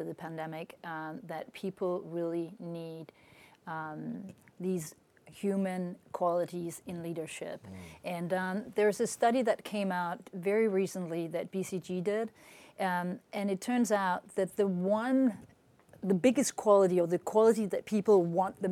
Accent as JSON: {"language": "English", "country": "Denmark", "tie": "born or raised there", "moved": "as an adult", "lives_now": "France", "said": "I'm born in Denmark. I lived in France for the past more than 25 years."}